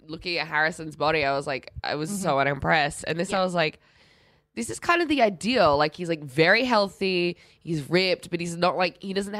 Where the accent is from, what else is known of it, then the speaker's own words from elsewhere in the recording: Australia; being Australian, we've all worn a wetsuit before.